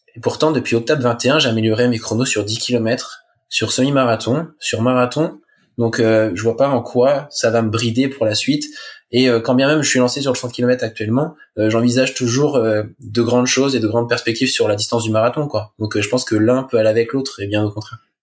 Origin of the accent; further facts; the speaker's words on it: La Manche, Normandy, France; je suis originaire de la Manche, en Normandie.